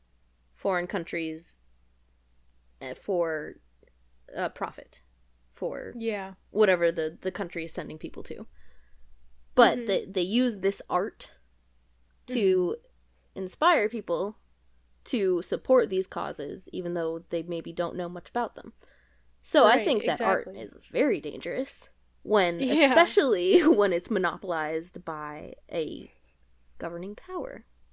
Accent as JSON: {"language": "English", "country": "United States", "tie": "born or raised there", "said": "As a larger girl growing up in America"}